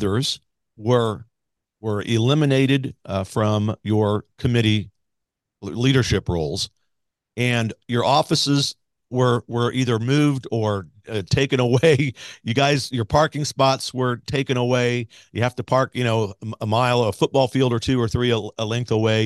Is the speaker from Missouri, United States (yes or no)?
yes; Grandview, Missouri, United States; moved away; I grew up in Grandview